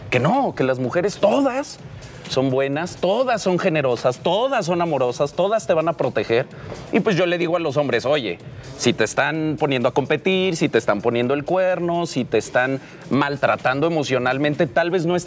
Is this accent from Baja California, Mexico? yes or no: no; Aguascalientes, Mexico; yo soy del norte, yo soy, bueno, no hay una duda, yo soy de Aguascalientes y en Aguascalientes